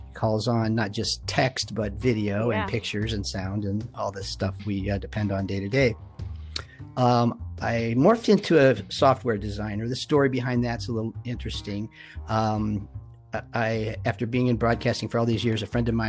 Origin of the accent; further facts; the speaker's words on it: Webster Groves, Missouri, United States; also born or lived in Hawaii; I'm a 67-year-old white guy, born and raised in Webster Groves